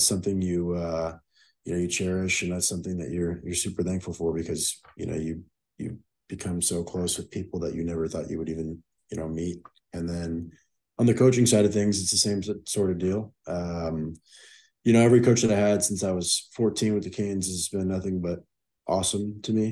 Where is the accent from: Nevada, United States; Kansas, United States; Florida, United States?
Florida, United States; South; born and raised in South Florida